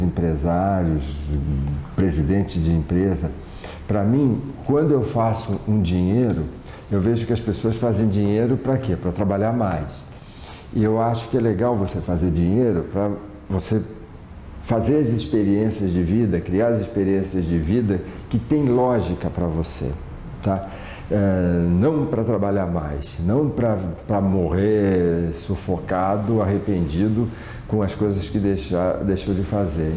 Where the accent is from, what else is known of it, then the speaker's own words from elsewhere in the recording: Santos, São Paulo, Brazil; eu sou da Baixada Santista, sou de Santos